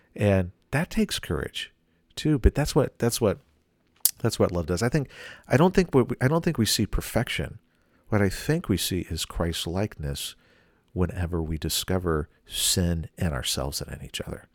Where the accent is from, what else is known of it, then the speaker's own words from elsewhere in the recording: the South, United States; I grew up in the South